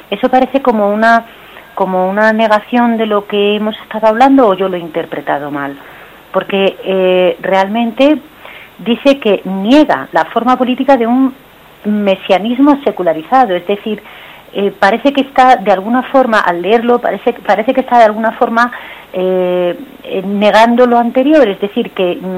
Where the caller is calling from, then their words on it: Madrid, Community of Madrid, Spain; de Madrid.